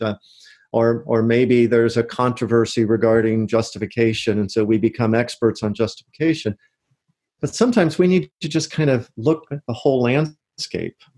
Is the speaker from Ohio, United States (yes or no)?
yes; Loveland, Ohio, United States; moved away as an adult; also born or lived in Michigan / Bradenton, Florida; now in Oviedo, United States; I grew up outside Cincinnati, Ohio